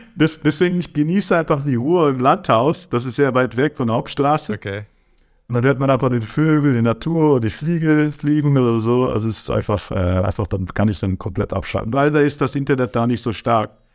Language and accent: German; Germany; moved away as an adult; also born or lived in Switzerland / Aargau / Turkey (ancestry); now in Brazil; in meinem ganzen Leben Deutschland geboren, aufgewachsen